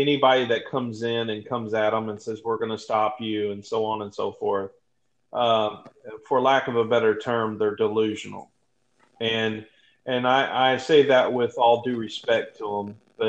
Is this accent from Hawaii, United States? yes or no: yes; Hawaii, United States; I was born in Hawaii.